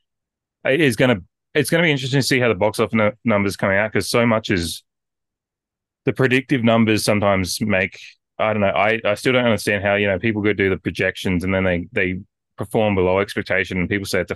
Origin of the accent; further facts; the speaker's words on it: Australia; as an Australian